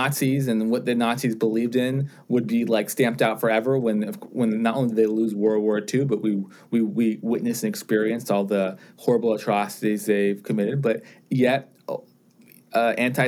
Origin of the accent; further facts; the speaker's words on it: United States; I identify myself as being Jewish and as being American, and I love being both things.